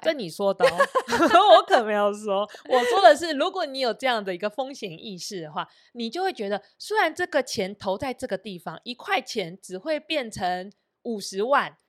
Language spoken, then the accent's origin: Chinese; Sanchong, New Taipei, Taiwan; 我在三重的老家